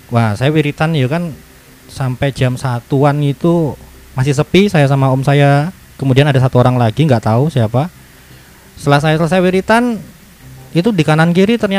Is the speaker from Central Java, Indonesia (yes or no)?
yes; Solo, Central Java, Indonesia; kemudian saya kan aslinya dari Solo.